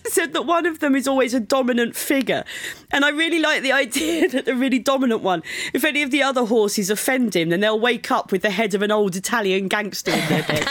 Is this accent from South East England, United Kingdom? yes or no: yes; Brighton, South East England, United Kingdom; my hometown of Brighton